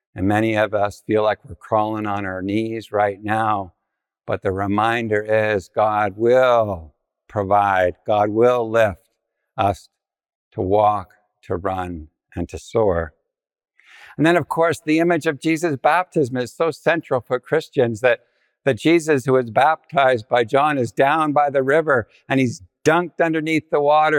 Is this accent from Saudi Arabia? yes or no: no; Ontario, Canada; I was from Ontario